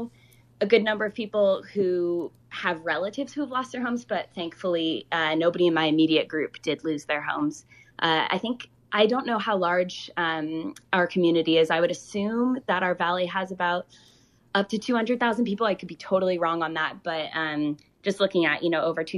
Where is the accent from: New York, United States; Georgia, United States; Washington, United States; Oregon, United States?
Oregon, United States; moved away; My hometown is unfortunately one of the most affected areas in Oregon